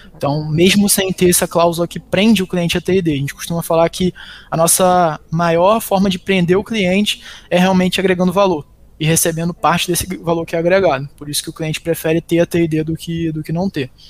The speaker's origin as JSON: {"language": "Portuguese", "town": "Macaé", "region": "Rio de Janeiro", "country": "Brazil", "tie": "born or raised there", "also_born_or_lived": "Belém, Pará, Brazil", "said": "sou natural de Belém do Pará, inclusive. Vim para cá, para Macaé, onde fica a nossa matriz, com 4 anos de idade"}